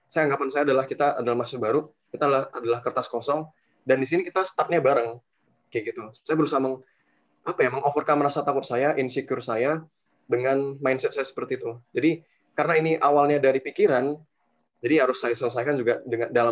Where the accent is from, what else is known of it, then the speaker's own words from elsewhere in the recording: Medan, North Sumatra, Indonesia; now in Malang, Indonesia; Lebih tepatnya ya ketika awal saya masuk di UB masih mahasiswa baru, waktu itu ya kan saya asal dari Medan.